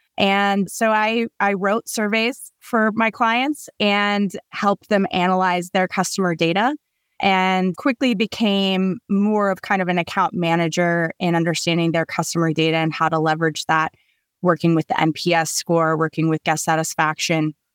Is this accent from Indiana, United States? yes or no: no; Colorado, United States; I grew up in Colorado